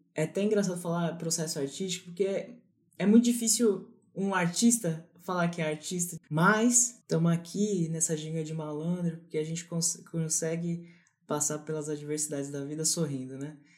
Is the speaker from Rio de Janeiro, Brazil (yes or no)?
no; São Paulo, Brazil; also born or lived in Pernambuco; sou paulistano, criado aqui em São Paulo